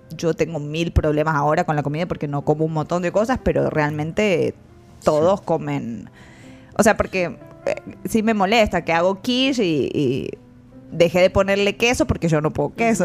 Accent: Argentina; now in El Salvador; como somos los dos argentinos

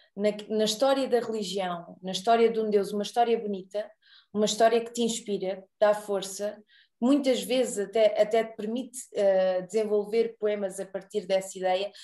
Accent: Arraiolos, Alentejo, Portugal; eu sou de Arraiolos. Também sou alentejana.

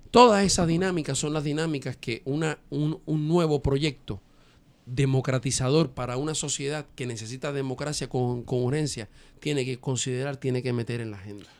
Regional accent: Dominican Republic

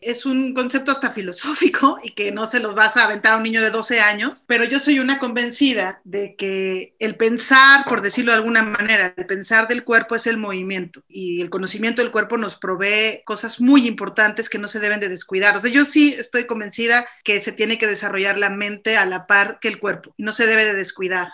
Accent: Mexico City, Mexico; llegué a la selección del Distrito Federal en algún momento, fui seleccionada del DF

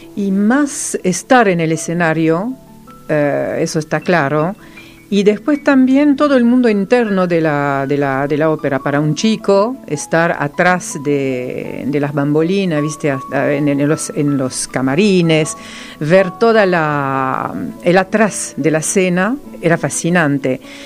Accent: France; first language Serbo-Croatian; Spanish is a second language; moved away as an adult; now in Argentina; Soy la sola francesa

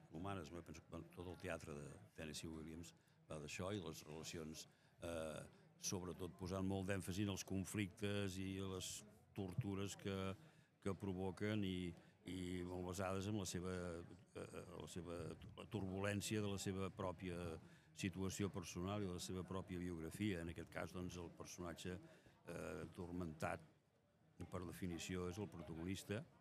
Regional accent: Castellar del Vallès, Catalonia, Spain; quan jo era petit, al meu poble, Castellà del Vallès

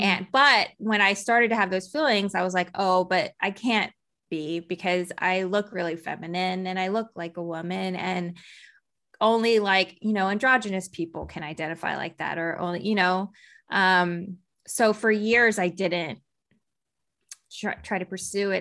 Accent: Texas, United States; I grew up in Texas

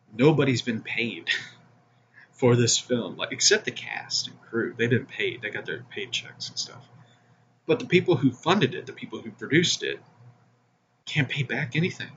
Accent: Missouri, United States; my home state of Missouri

